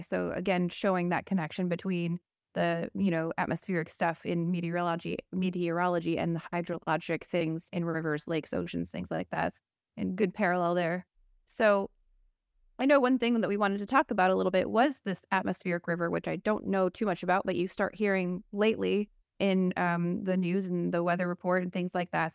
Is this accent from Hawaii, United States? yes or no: no; West Michigan, United States; we're originally from West Michigan